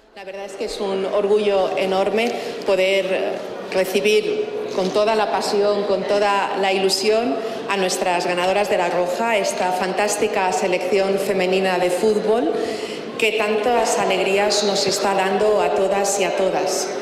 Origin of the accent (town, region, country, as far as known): Mallorca, Balearic Islands, Spain